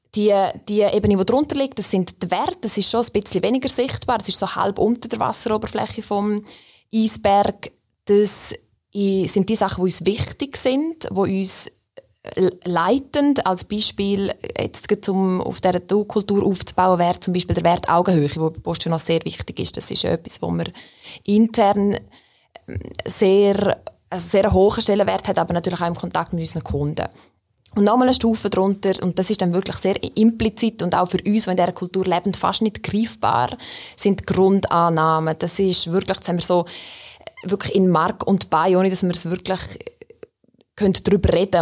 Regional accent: Graubünden, Switzerland; now in Bern, Switzerland; ich bin ursprünglich aus Graubünden, wohne aber seit mehr als 15 Jahren schon in Bern

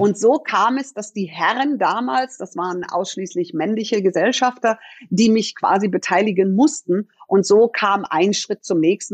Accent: Munich, Bavaria, Germany; Ich bin in München geboren und bin hier aufgewachsen

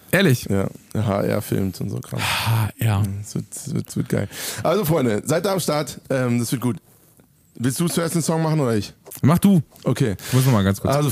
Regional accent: Frankfurt, Hesse, Germany; Tourabschluss in meiner Heimat in Frankfurt.

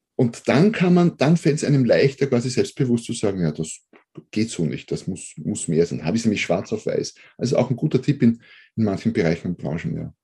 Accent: Austria; accent: Austrian; bin Österreicher, wie man wahrscheinlich hört

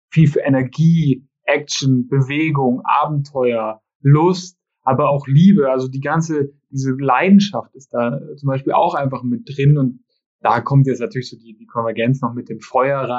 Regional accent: Schongau, Bavaria, Germany; ich komme aus Schongau gebürtig und unser Wappen ist tatsächlich gelb-schwarz mit einem, mit einem schwarzen Adler drauf.

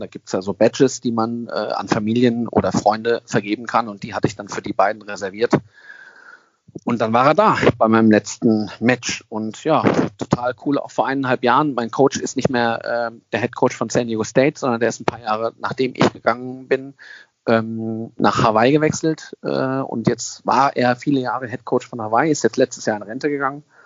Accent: Germany; also born or lived in California; ich als Deutscher konnte ja nie einen Wohnsitz bekommen in, in Amerika

